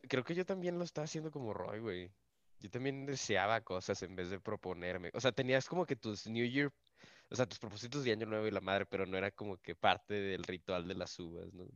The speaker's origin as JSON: {"language": "Spanish", "town": "Monclova", "region": "Coahuila", "country": "Mexico", "moved": "yes", "lives_now": "Saltillo, Mexico", "said": "yo no soy de, Saltillo, yo soy de Monclova y la mayoría de mi familia está en Monclova"}